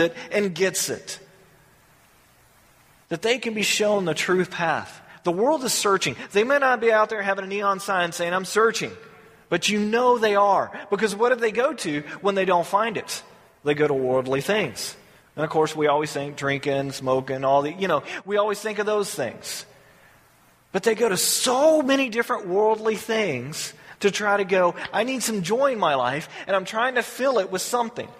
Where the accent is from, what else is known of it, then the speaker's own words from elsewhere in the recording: the South, United States; Growing up in the South